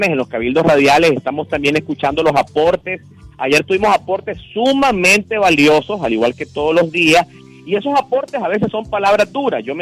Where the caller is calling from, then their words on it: Managua, Nicaragua; De Nicaragua. ¿De dónde, disculpe? Managua, Managua.